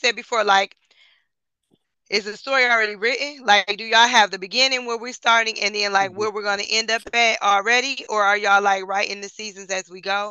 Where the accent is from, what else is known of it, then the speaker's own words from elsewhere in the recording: Detroit, Michigan, United States; we're from Detroit